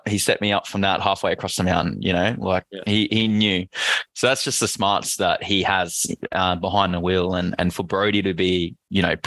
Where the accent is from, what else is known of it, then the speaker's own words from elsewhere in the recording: Queensland, Australia; As a Queenslander